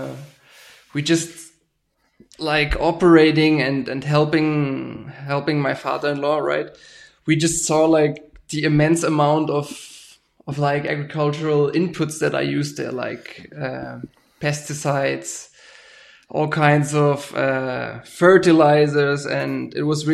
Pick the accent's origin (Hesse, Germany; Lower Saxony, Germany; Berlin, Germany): Berlin, Germany; moved away as an adult; now in Brazil; I was born in Germany, right? I'm from Berlin. I'm originally an urban guy.